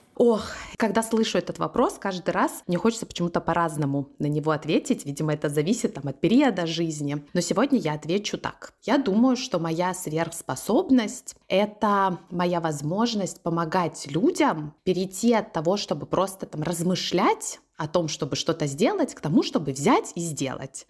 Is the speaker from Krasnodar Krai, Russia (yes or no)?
yes; Krasnodar, Krasnodar Krai, Russia; also born or lived in Novosibirsk; мы переехали в Краснодар, где, собственно, я и выросла